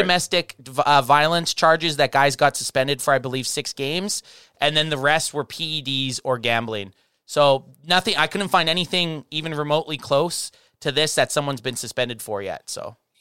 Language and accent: English; Canada; we're from Canada